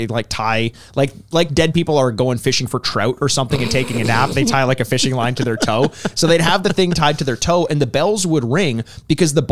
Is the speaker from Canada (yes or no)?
yes; Canada; we're Canadian.